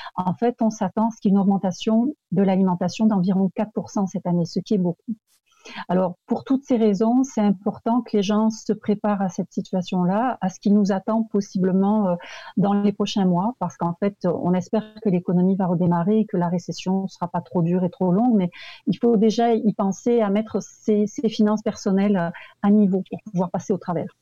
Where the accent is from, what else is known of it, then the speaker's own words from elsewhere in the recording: France; accent: French; moved away as an adult; now in Quebec, Canada; je viens de France comme mon accent l'indique. Mais ça fait très très longtemps que je vis au Québec